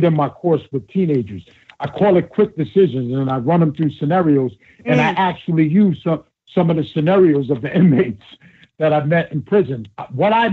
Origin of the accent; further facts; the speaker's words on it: United States; I grew up right outside of Manhattan